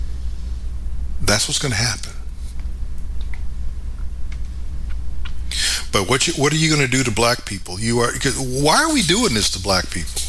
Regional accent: United States; I'm an American.

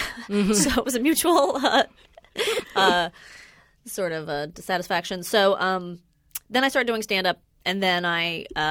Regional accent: Los Angeles, California, United States; I'm from, like, 5 minutes away. I'm from North Hollywood. Oh. Believe it or not. Born and raised.

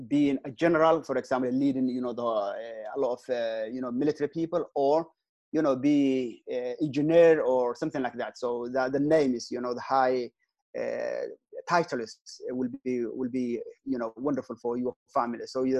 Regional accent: Mogadishu, Banaadir, Somalia; moved away as an adult; also born or lived in Sweden; I am from Mogadishu. I born and raised up in Mogadishu. I went to Quranic school, primary, secondary, high school, and university in Mogadishu.

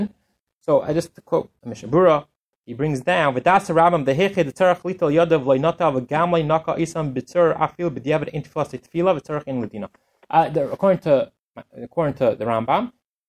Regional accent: Canada; I'm from Canada, I'll use the kilometers

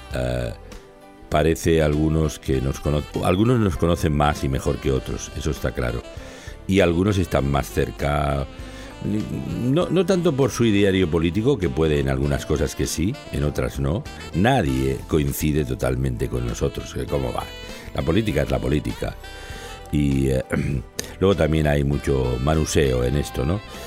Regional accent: Barcelona, Catalonia, Spain; en el corazón de Barcelona, donde yo nací

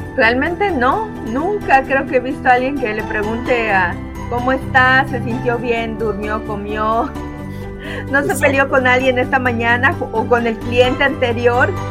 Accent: Mérida, Yucatán, Mexico; de Mérida, México

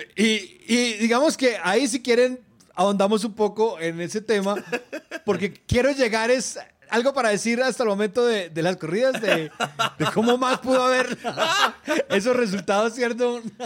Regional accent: Manizales, Caldas, Colombia; yo crecí en Manizales, una ciudad de una cultura taurina que desde niño a uno lo llevaban a los toros

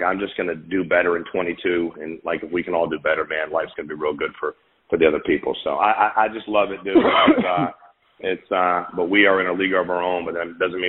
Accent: Connecticut, United States; now in Florida, United States; I was born and raised in Connecticut

